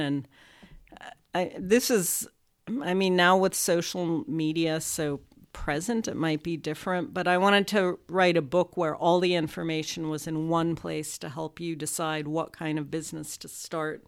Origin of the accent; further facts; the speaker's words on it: Los Angeles, California, United States; I grew up with the passion for food when I grew up in Los Angeles